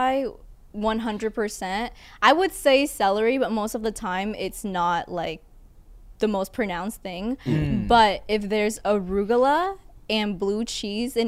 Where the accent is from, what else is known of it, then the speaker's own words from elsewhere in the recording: Vietnam; moved away; Growing up in Vietnam